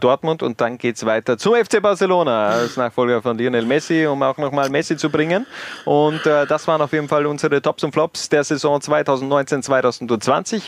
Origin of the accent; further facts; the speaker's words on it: Styria, Austria; als Steirer